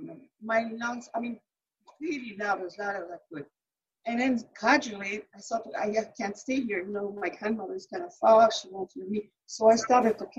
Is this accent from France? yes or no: yes; center of France, Centre-Val de Loire, France; also born or lived in Paris, France; I was born in Paris, France. I grew up in the center of France.